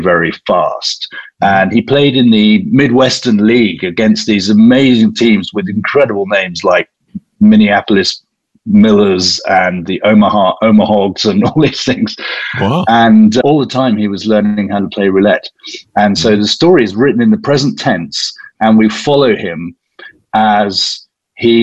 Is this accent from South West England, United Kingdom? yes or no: no; South East England, United Kingdom; I'm English